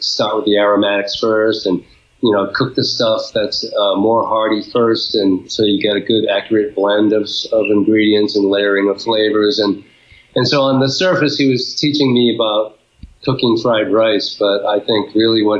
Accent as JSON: {"language": "English", "region": "Rhode Island", "country": "United States", "tie": "born or raised there", "said": "I grew up in Rhode Island, American-born Chinese"}